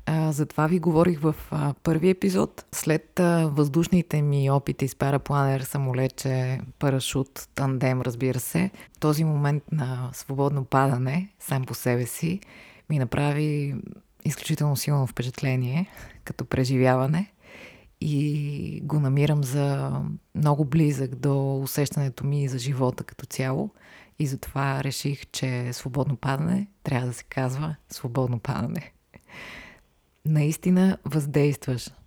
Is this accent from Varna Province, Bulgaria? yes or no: yes; Varna, Varna Province, Bulgaria; moved away as an adult; now in Sofia, Bulgaria; аз съм родена в София, но прекарах до 12 клас във Варна